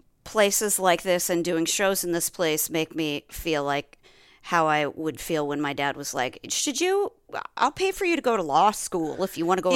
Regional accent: Nebraska, United States; I'm from Nebraska.

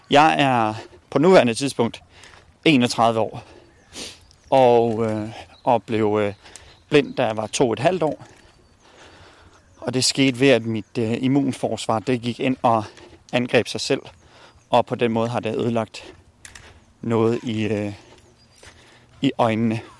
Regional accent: Bosnia & Herzegovina; now in Denmark; Jeg kommer oprindeligt fra Bosnien. … Øh, og vi kom til, øh, til Danmark i, øh, i 1993.

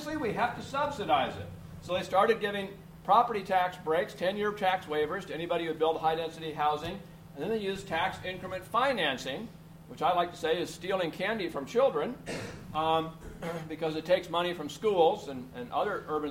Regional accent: Portland, Oregon, United States; my hometown of Portland, Oregon

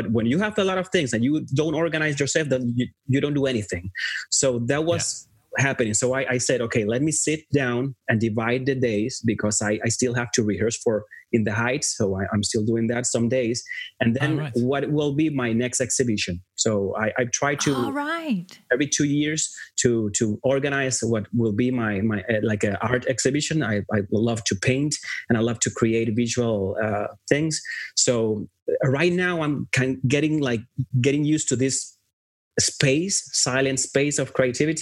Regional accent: Puerto Rico; moved away as an adult; now in Los Angeles, United States; I was born and raised in Puerto Rico all my life. And then in my 30s, then I moved

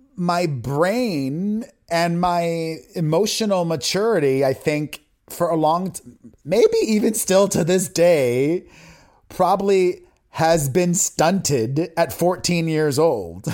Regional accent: Miami, Florida, United States; growing up in Miami in a Latino community and a religious community on top

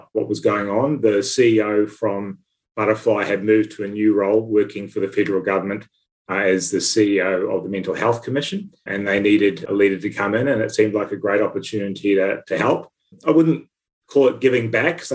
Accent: New Zealand; moved away as an adult; now in Australia; I started life back in New Zealand, so I'm a New Zealander and did all my sort of early education there

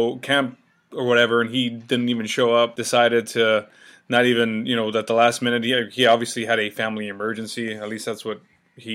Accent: Alice, Texas, United States; also born or lived in San Antonio, Texas; I'm from Alice, Texas, San Antonio

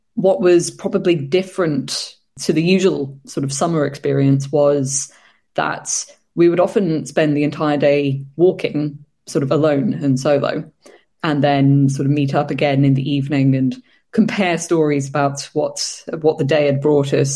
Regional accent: United Kingdom; I was going to be the only sort of British girl staying there that night

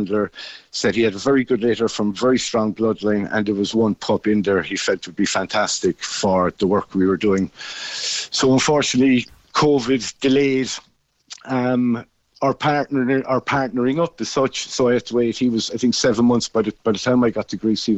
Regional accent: Cobh, Munster, Ireland; now in Kishkeam, Ireland; I'm originally from Cove

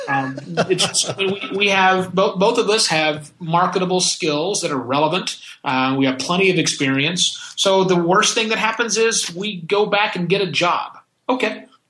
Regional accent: United States; I am that American

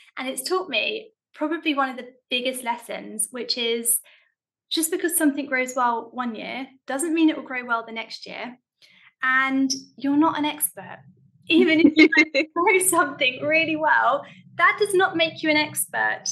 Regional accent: London, United Kingdom; I grew up in South London

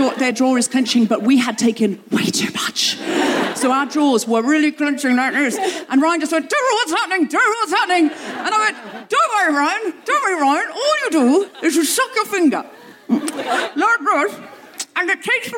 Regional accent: London, United Kingdom; London, London, England

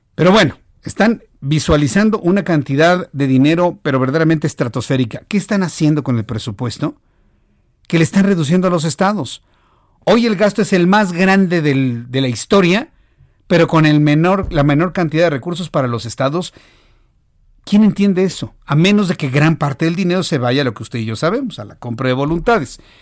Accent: Mexico; Así somos los mexicanos

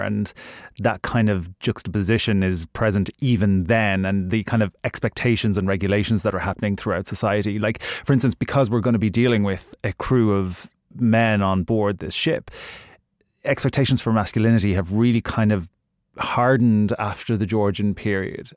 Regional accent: Ireland; I'm Irish

